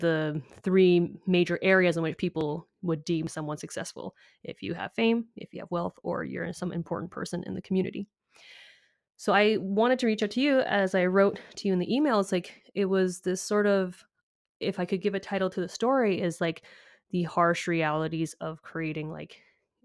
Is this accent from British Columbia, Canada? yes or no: yes; Vancouver, British Columbia, Canada; Vancouver, Canada, my hometown